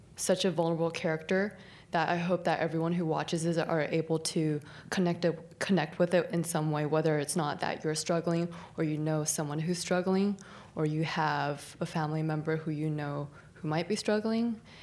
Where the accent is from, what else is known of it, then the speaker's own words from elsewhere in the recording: San Jose, California, United States; I'm from San Jose